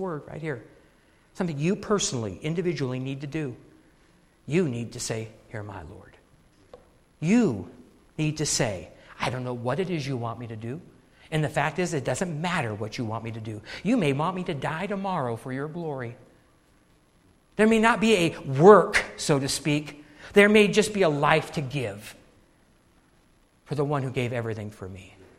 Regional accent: United States; I'm born an American

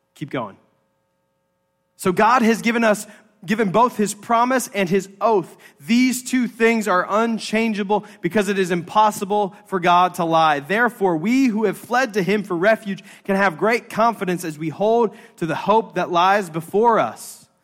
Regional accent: United States; us as American Presbyterians, we are a Presbyterian church

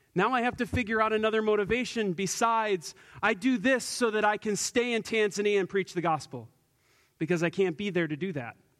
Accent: United States; us as American Christians

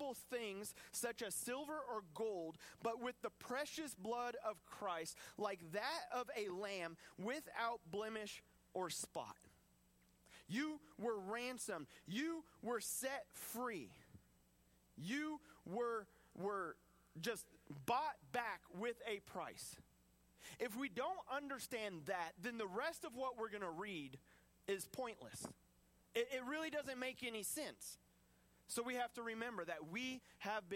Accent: United States; I'm an American

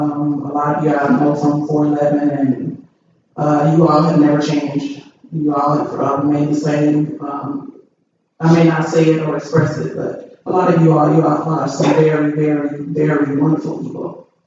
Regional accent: Texas, United States; I'm only here from Texas. I've been here a year already.

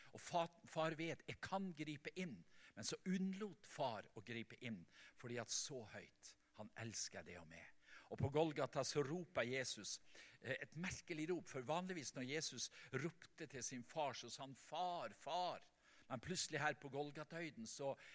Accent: Vestland, Norway; hjemme på Selja, der i mammahuset

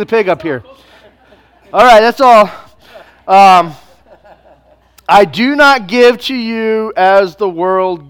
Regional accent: United States

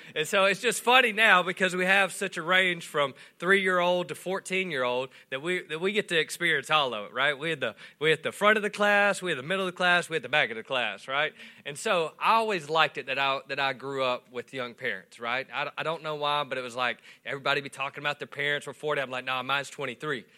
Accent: Swartz, Louisiana, United States; also born or lived in West Monroe, Louisiana / Calhoun, Louisiana; I grew up in Swartz

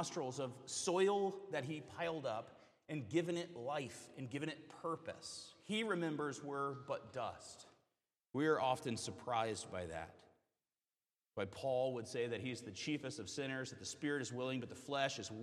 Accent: Western North Carolina, United States; I'm from Western North Carolina, near the mountain roads

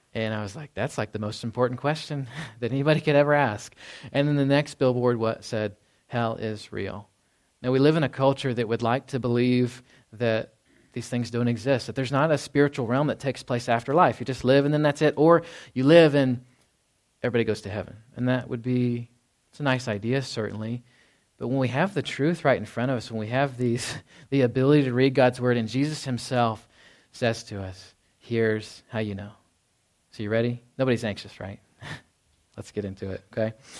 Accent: Dallas, Texas, United States; moved away; growing up in Dallas, Fort Worth.

